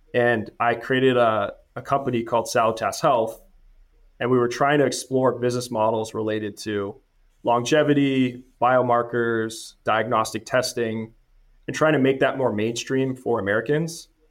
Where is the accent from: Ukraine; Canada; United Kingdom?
Canada; moved away as an adult; now in United States; I'm originally from Canada, studied finance, got the C F A, uh, right out of school in Canada.